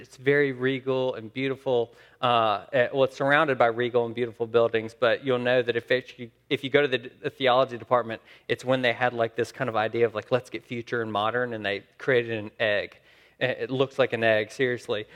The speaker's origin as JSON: {"language": "English", "region": "Saskatchewan", "country": "Canada", "said": "I'm from Saskatchewan."}